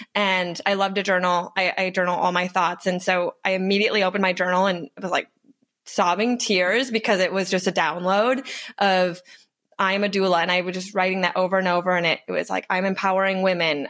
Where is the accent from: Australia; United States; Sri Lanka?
United States; Wisconsin; moved away as an adult; also born or lived in Chicago; I grew up in Wisconsin